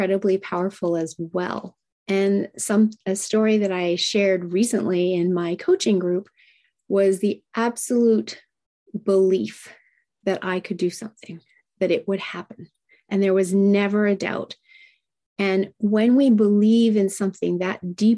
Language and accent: English; Japan; now in Canada; I was raised in Japan and I speak Japanese